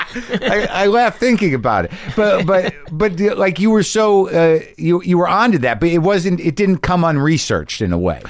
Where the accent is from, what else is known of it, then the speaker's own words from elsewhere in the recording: Albuquerque, New Mexico, United States; moved away; at the Albuquerque Journal Theater there in my hometown